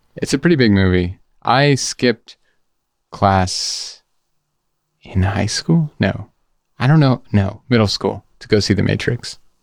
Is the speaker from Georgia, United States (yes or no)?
yes; Georgia, United States; also born or lived in San Diego, California; I was born in San Diego and then moved to Georgia, but I'm Basque